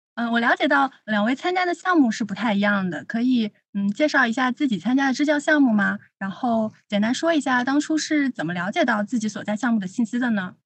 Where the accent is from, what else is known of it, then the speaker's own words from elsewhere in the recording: southern China, China; 作为一个南方人